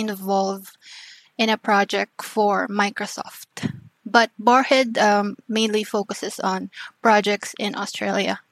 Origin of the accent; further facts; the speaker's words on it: Mimaropa, Philippines; now in Makati, Philippines; I'm originally from Palawan, if you know that island